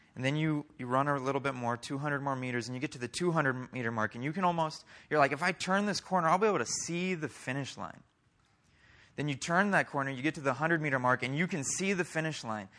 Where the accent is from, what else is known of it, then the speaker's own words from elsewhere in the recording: Oklahoma, United States; also born or lived in Iowa; We moved to Oklahoma when I was seven